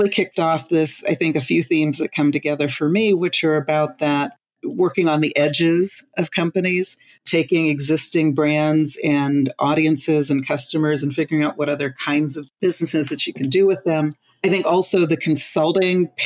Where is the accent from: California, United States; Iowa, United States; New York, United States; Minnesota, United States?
California, United States; Los Angeles; I'm from Los Angeles